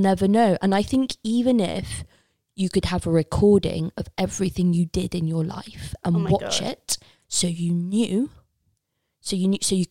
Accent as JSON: {"language": "English", "town": "Leicester", "region": "East Midlands", "country": "United Kingdom", "said": "I'm from Leicester"}